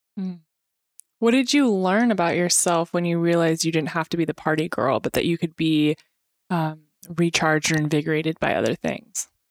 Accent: Temecula, California, United States; born or raised there; also born or lived in Spokane, Washington

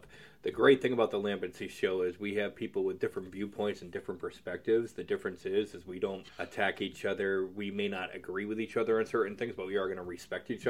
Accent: United States; I'm American.

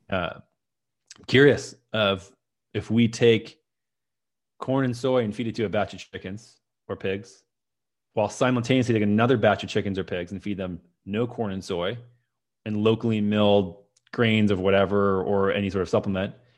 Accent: Minnesota, United States; moved away as an adult; also born or lived in San Francisco; that's where I grew up in Minnesota

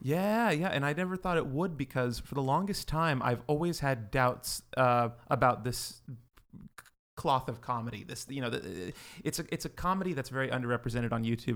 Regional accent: Livermore, California, United States; now in Los Angeles, United States; I grew up in uh, in Livermore, uh, California, very small town

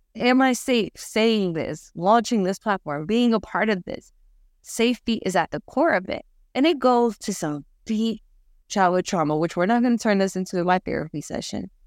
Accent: New York, United States; I'm a New Yorker.

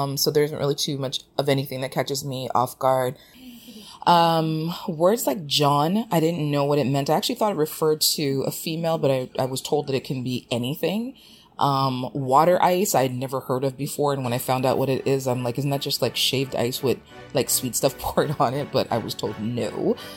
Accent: Jamaica; also born or lived in Canada; lending some of the slang terminology that I know, both being Jamaican and having spent part of my life in Canada.

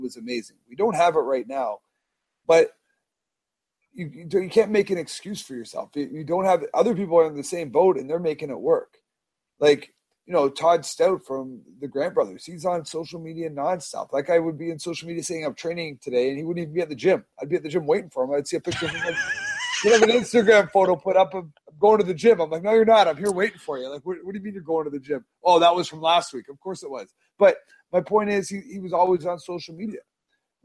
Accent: Toronto, Ontario, Canada; I'm from Toronto

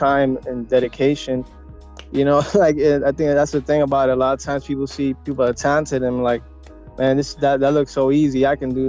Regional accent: New York, United States; Puerto Rican. And, you know, I grew up in New York, born and raised

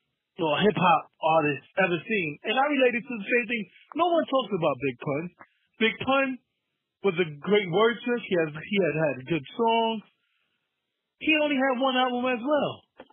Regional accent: New York, United States; maybe I'm from New York

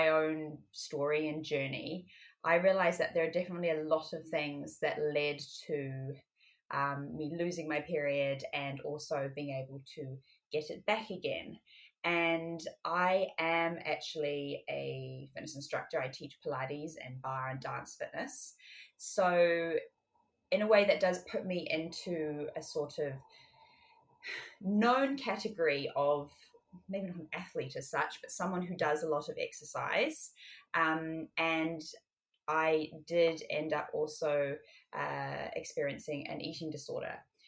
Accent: New Zealand; also born or lived in France / United Kingdom; now in Paris, France; Well, I was actually born in France, but I grew up in both the UK and in New Zealand

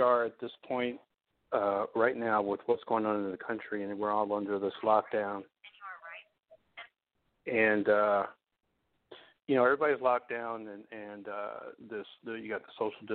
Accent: New Jersey, United States; I'm in my home state of New Jersey in the town of Maplewood right now

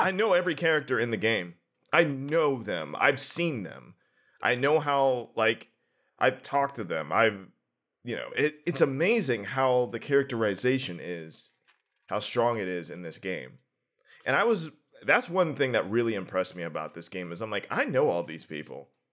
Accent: New Brighton, Pennsylvania, United States; now in Pittsburgh, United States; I'm from New Brighton

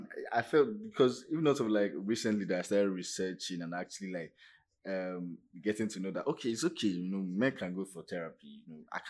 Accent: Nigeria; As a Nigerian man

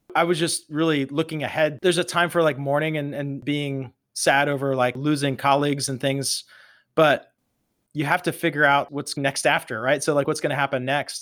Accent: Pittsburgh, Pennsylvania, United States; growing up in the Berg, Pittsburgh is a very much a hardworking, blue-collar town

